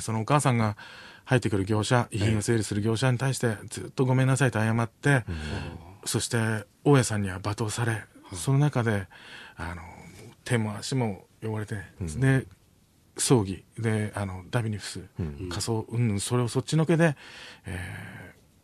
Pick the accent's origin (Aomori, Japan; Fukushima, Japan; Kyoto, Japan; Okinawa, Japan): Okinawa, Japan; moved away; 沖縄から出てきた